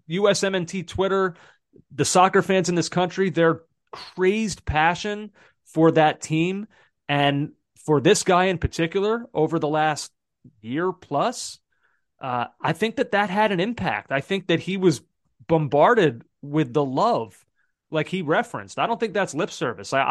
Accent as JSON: {"language": "English", "region": "Pennsylvania", "country": "United States", "tie": "born or raised there", "also_born_or_lived": "Massachusetts", "moved": "yes", "lives_now": "New York, United States"}